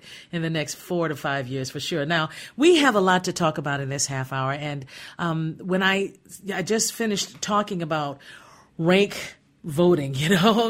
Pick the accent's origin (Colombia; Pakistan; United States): United States; Gary, Indiana; moved away; I grew up in Gary, Indiana